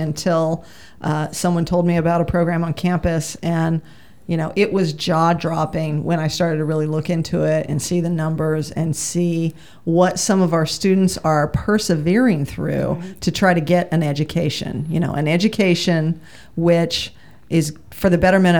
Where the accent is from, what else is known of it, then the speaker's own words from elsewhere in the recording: Tucson, Arizona, United States; I grew up in Tucson